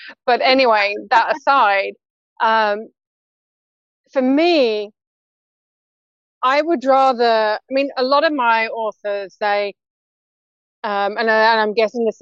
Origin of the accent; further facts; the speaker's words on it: United Kingdom; as British ladies